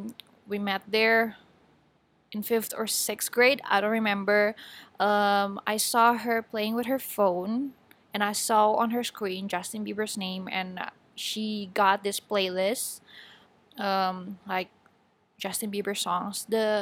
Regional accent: Batam, Riau Islands, Indonesia; born there; English is a second language; also born or lived in Bogor / Subang / Majalengka / Bandung; I was born in Batam, and then I moved to Bogor, Subang, Majalengka, and then Bandung for college.

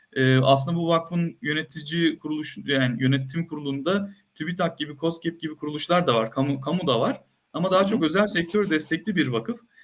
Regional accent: Antakya, Hatay, Turkey; moved away as an adult; also born or lived in Ankara; bin dokuz yüz seksen dört doğumluyum, Antakya doğumluyum.

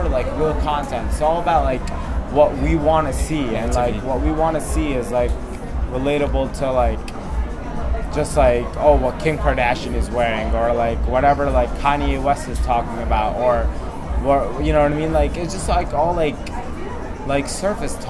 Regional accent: Egypt; I'm from Egypt

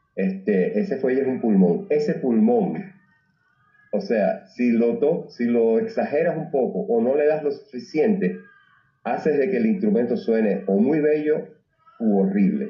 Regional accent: Cuba; also born or lived in Tijuana; now in Puerto Rico; soy cubano

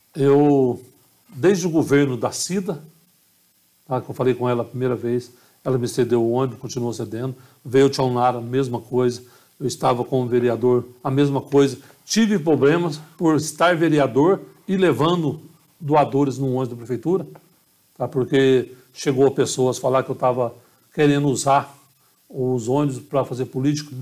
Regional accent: Carmo do Rio Claro, Minas Gerais, Brazil; moved away; also born or lived in Poços de Caldas; minha cidade, minha terra natal

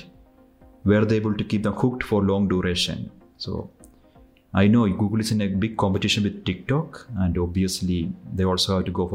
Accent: India; I am from India.

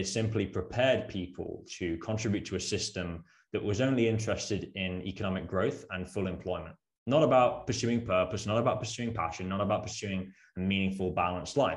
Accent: Worcestershire, West Midlands, United Kingdom; accent: British; moved away as an adult; also born or lived in Birmingham / Netherlands; I'm originally from the UK, hence my British accent, born in Birmingham, grew up in Worcestershire.

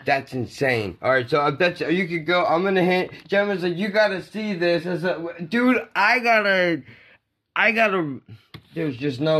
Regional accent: Ocean Gate, New Jersey, United States; Growing up in Ocean Gate

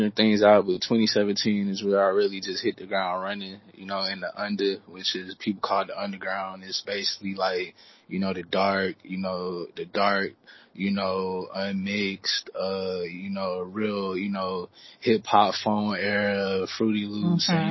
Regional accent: Houston, Texas, United States; also born or lived in Bryan, Texas; I was born and raised in Houston, you know, just growing up wise, but I actually was birthed in Bryan

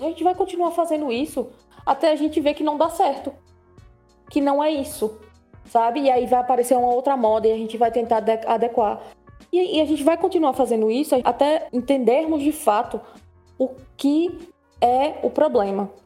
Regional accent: Brazil; nossa vida enquanto brasileiros

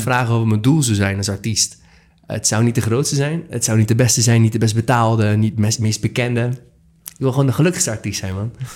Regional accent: Rotterdam, South Holland, Netherlands; 27 jaar uit Rotterdam, geboren en getogen.

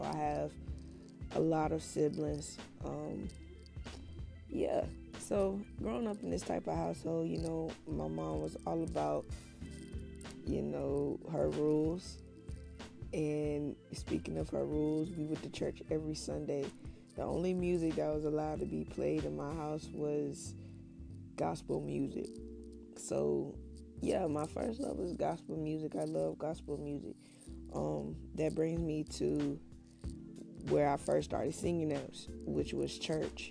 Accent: Winston-Salem, North Carolina, United States; born or raised there

